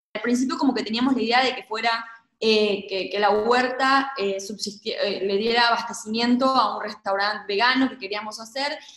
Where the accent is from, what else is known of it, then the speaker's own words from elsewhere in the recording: Gualeguaychú, Entre Ríos, Argentina; moved away as an adult; also born or lived in Mexico; yo nací en Gualeguaychú y crecí y, toda mi vida ha sido en ciudades